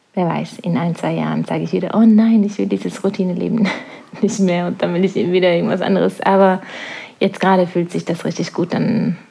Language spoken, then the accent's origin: German; Norway; now in La Palma, Spain; Norwegen ist meine Heimat. Es wird immer meine Heimat sein